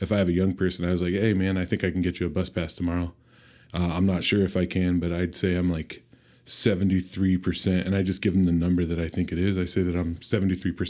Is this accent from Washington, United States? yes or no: yes; Olympia, Washington, United States; I'm from Olympia, Washington.